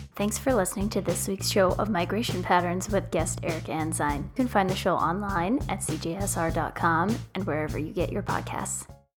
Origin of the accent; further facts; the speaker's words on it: Canada; I'm a Canadian